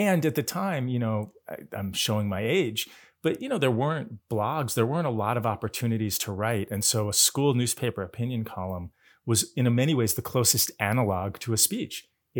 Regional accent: Massachusetts, United States; I grew up west in Massachusetts, outside of Boston.

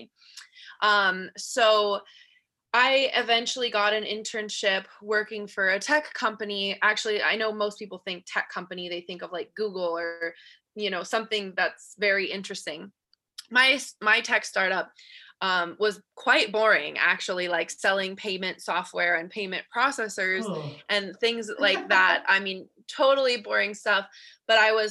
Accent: Colorado, United States; moved away as an adult; also born or lived in California; So I am originally from Colorado. I moved to California for college

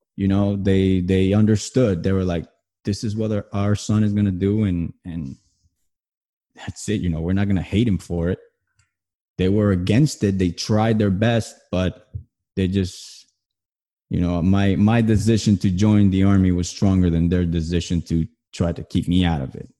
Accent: New Jersey, United States; moved away; I'm originally from New Jersey.

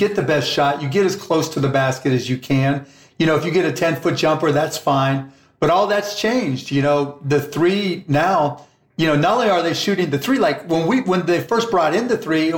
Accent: Pittsburgh, Pennsylvania, United States; my hometown Pittsburgh Pirates

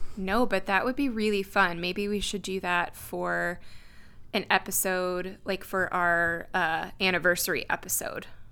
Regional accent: Wisconsin, United States; we grew up in Wisconsin.

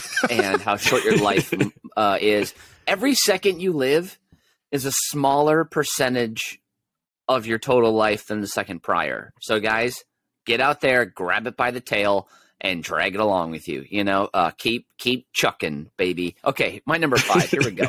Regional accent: California, United States; grove next to my childhood home in Orange County. That's where I grew up.

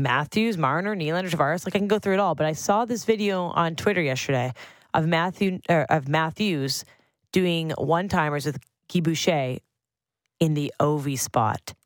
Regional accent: Sutton, Ontario, Canada; Sutton, my hometown

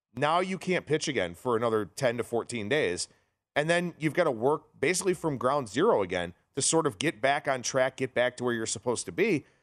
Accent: Cleveland, Ohio, United States; my Cleveland Guardians, my hometown team

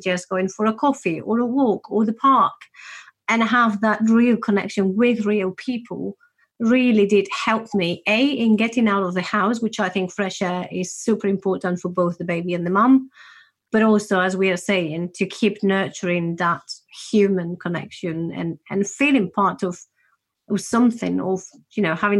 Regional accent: Spain; moved away as an adult; I come from Spain.

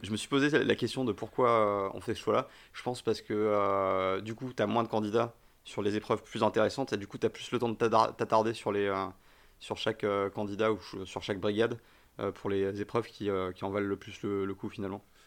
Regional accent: Paris, Île-de-France, France; also born or lived in near Bordeaux; je suis né à côté de Bordeaux et, euh, mais, j'ai grandi à Paris.

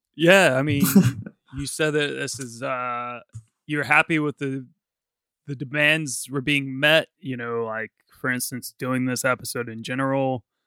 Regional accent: Virginia, United States; now in London, United Kingdom; I am originally from Virginia, but I live in London.

